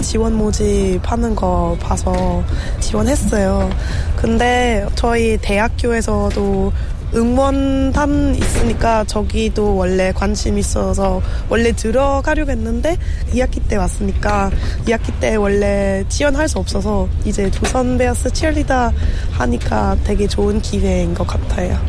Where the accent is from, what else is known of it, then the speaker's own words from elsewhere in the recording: Germany; Korean is a second language; moved away as an adult; now in South Korea; 저 독일에서 왔어요